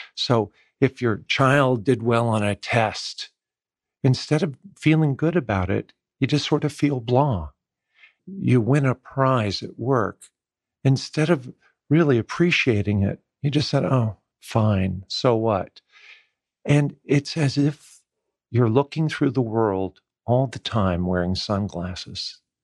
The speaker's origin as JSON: {"language": "English", "region": "West Coast", "country": "United States", "tie": "born or raised there", "also_born_or_lived": "Maryland, United States", "moved": "as an adult", "lives_now": "Atlanta, United States", "said": "I grew up in the West Coast"}